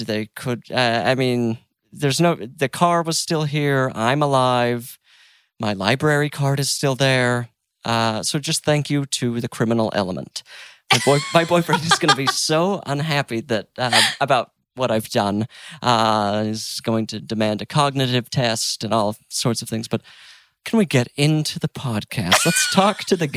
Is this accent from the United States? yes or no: yes; Utah, United States; moved away; I'm from Utah